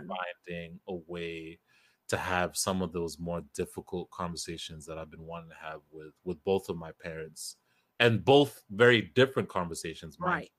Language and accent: English; Kenya; We're both African. You're Ghanaian, I'm Kenyan.